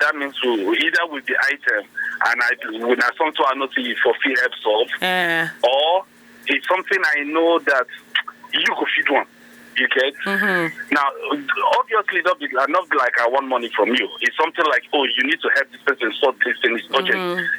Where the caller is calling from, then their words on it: Lagos, Nigeria; I'm calling from Berger.